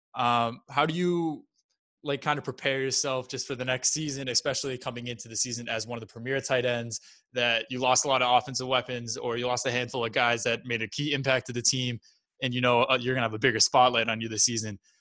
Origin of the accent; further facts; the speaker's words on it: Massachusetts, United States; we're both from Mass